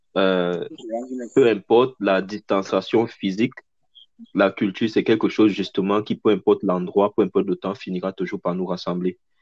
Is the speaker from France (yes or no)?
no; Cameroon; now in Canada; en tant que Camerounais